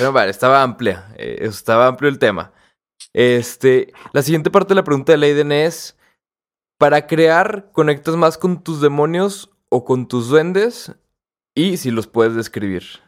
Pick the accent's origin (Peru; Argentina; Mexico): Mexico